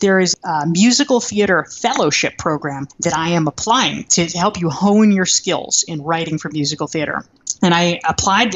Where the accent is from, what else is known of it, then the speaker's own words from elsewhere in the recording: North Carolina, United States; I grew up in North Carolina